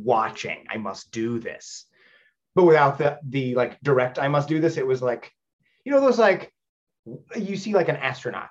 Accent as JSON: {"language": "English", "town": "Los Angeles", "region": "California", "country": "United States", "said": "I'm from Los Angeles"}